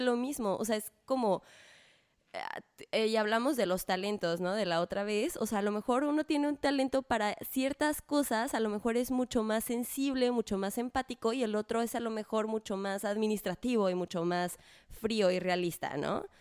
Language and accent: Spanish; Mexico; como mexicano